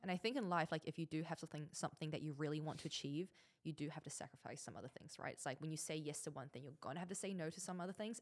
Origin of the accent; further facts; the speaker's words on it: Auckland, New Zealand; moved away as an adult; now in Dubai, United Arab Emirates; growing up in New Zealand, when my parents came over, they had absolutely nothing.